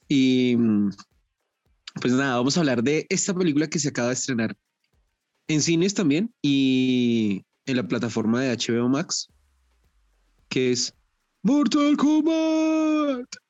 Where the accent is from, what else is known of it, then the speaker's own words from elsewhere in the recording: Bogotá, Colombia; yo soy de Bogotá